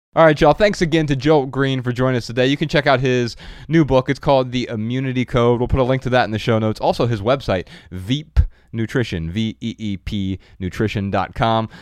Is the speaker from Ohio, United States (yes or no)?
yes; Dayton, Ohio, United States; moved away as an adult; now in Los Angeles, United States; Growing up in Dayton, Ohio